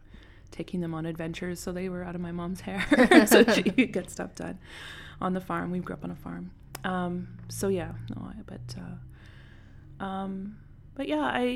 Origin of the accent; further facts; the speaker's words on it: Ogema, Saskatchewan, Canada; Ogama. It's about an hour south of Regina.